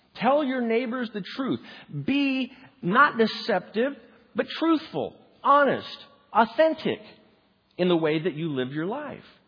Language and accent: English; Spokane, Washington, United States; my hometown of Spokane, Washington